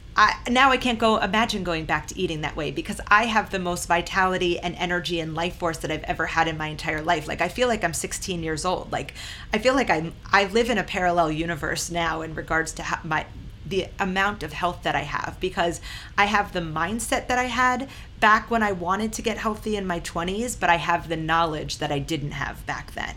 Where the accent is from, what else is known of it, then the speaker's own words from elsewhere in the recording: Long Island, New York, United States; moved away as an adult; also born or lived in San Diego / Austin; growing up on Long Island